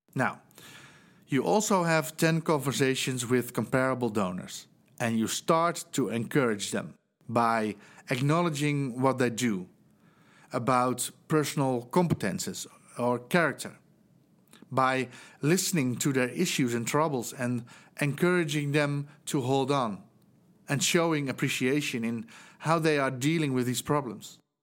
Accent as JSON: {"language": "English", "country": "Netherlands", "second_language": "English", "said": "as you might hear from my accent, I'm from the Netherlands"}